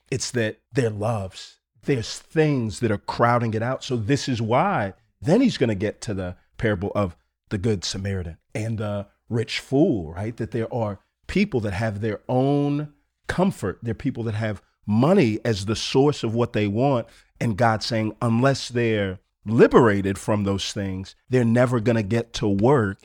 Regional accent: Houston, Texas, United States; I grew up here in Houston, Texas

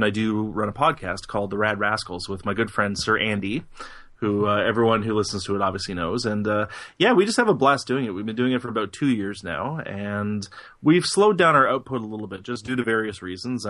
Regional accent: Canada; I'm Canadian

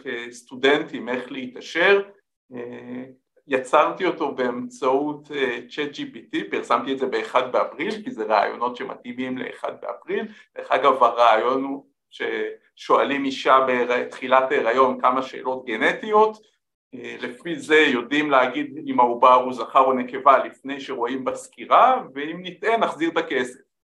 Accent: Israel

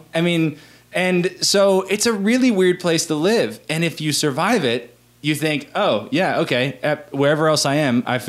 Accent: Central Florida, United States; moved away as an adult; now in Chattanooga, United States; I'm from I'm from the middle of Florida

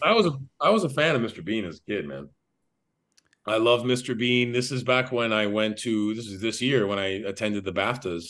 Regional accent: Miami, Florida, United States; born and raised in Miami, Florida

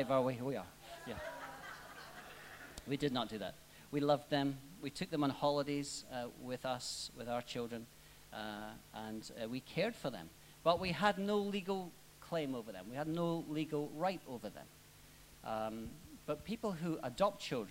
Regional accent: Scotland, United Kingdom; now in Australia; I'm Scottish.

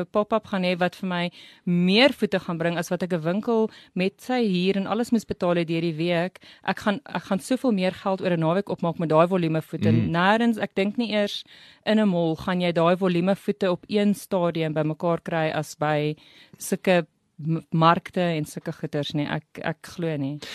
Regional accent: Riebeeckstad, Free State, South Africa; also born or lived in Bloemfontein / Saudi Arabia / Welkom; ek het naby Kroonstad groot geword in Riebeekstad

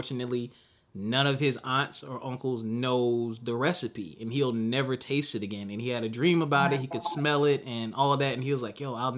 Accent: the South, United States; I'm from the South

